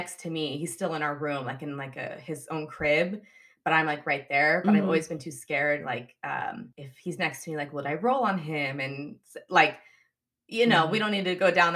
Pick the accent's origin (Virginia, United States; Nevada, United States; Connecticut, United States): Nevada, United States; Reno; moved away as an adult; also born or lived in Hawaii / Seattle, Washington; I grew up I'm from Reno, Nevada, and Lake Tahoe's right there.